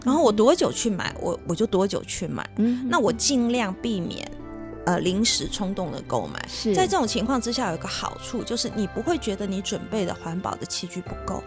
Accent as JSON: {"language": "Chinese", "country": "Taiwan", "tie": "born or raised there", "said": "我小时候在山上长大"}